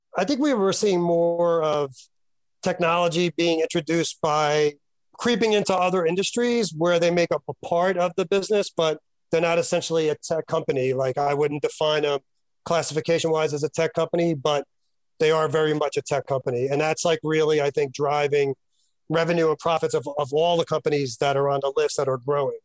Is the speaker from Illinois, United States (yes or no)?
no; Yonkers, New York, United States; my hometown of Yonkers